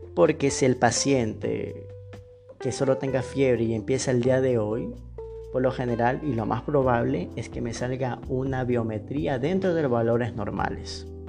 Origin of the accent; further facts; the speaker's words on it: Ecuador; soy médico general de Ecuador